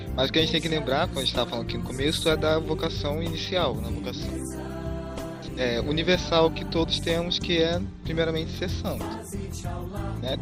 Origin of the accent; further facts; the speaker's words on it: Rio de Janeiro, Brazil; also born or lived in Nova Friburgo; da Diocese de Nova Friburgo, Rio de Janeiro. Sim, sou carioca